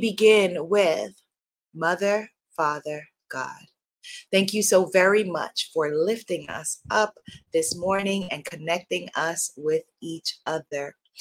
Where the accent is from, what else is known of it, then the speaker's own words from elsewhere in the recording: New York, United States; accent: New York; my New York accent